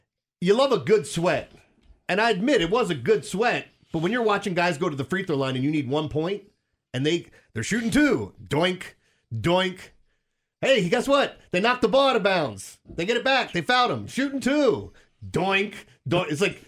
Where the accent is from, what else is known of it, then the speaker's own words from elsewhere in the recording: West Virginia, United States; I mean, she's a good-looking girl, and we're from West Virginia, so what's it matter?